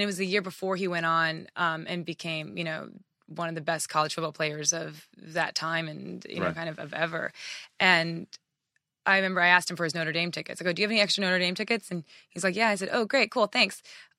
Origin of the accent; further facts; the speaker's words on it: Japan; moved away; also born or lived in Oklahoma; You know, I was born in Oklahoma, raised in Japan, military family.